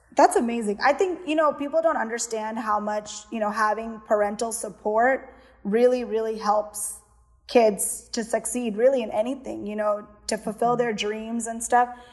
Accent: Houston, Texas, United States; born or raised there; also born or lived in Miami, Florida / Kerala (ancestry)

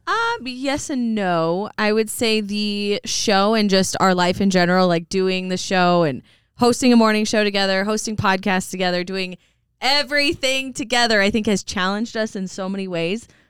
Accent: Coeur d'Alene, Idaho, United States; born or raised there; also born or lived in Post Falls, Idaho

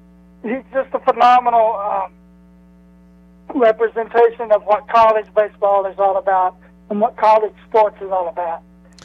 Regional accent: Magee, Mississippi, United States; since I'm from McGee

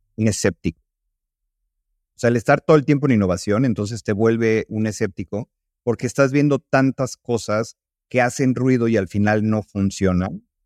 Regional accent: Mexico

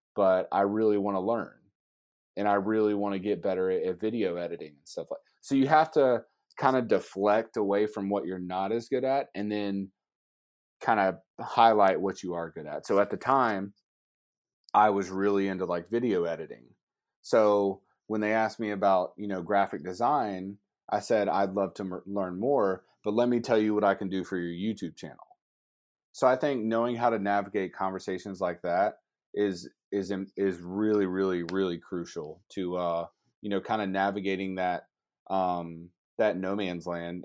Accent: Georgia, United States; I'm a Bulldogs fan 'cause I'm from Georgia.

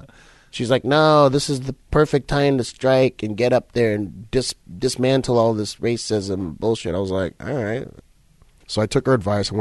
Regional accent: Egypt; I said, I'm from Egypt.

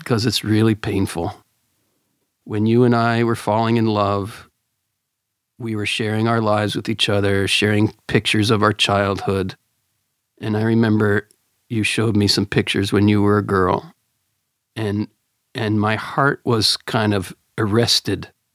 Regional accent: Pennsylvania, United States; I grew up in Pennsylvania

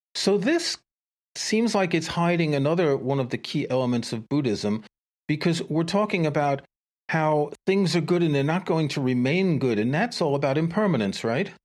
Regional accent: New York, United States; I grew up in New York too

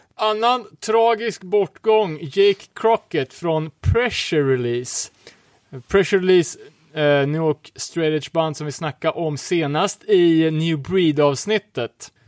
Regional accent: Örebro, Örebro County, Sweden; som örebroare

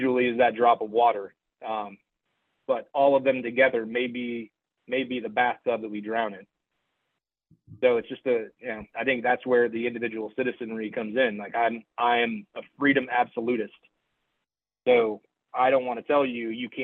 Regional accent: United States; I'm an American, I'm a patriot

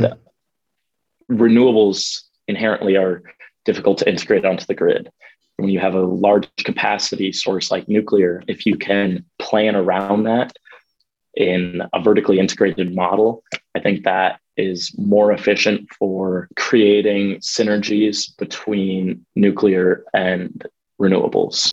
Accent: Omaha, Nebraska, United States; also born or lived in Dublin, Ireland; I am from Omaha, Nebraska. I grew up here and partially in Dublin, Ireland as well

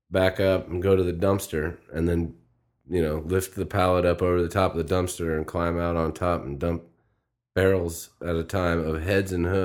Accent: Midwest, United States; I'm from the Midwest

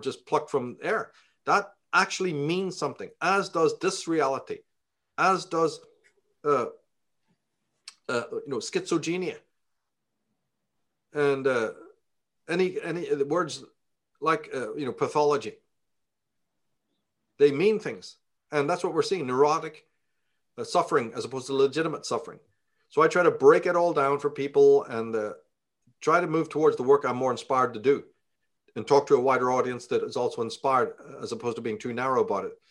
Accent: Ireland; now in United States; we grew up in Ireland

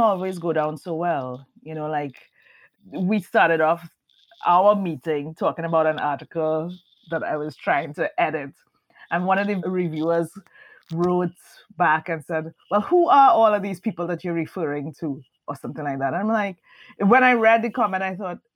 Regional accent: Trinidad & Tobago; moved away as an adult; now in United States; I'm Trinidadian.

